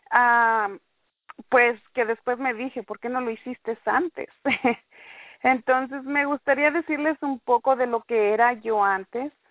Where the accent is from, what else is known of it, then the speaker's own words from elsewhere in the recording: Merced, California, United States; me gusta que me llamen … por mi nombre corto. Soy de aquí de Merced, California